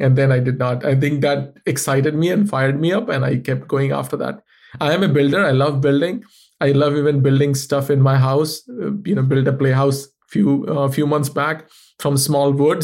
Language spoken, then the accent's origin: English; India; moved away; I come from India